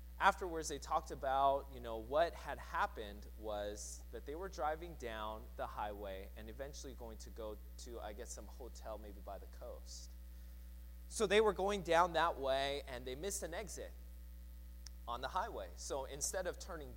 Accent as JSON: {"language": "English", "town": "Seattle", "region": "Washington", "country": "United States", "tie": "born or raised there", "said": "growing up in Seattle"}